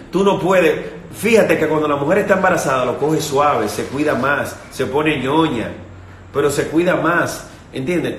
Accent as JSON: {"language": "Spanish", "country": "Dominican Republic", "said": "En mi país, por ejemplo, eh, hay un sitio que se llama Punta Cana"}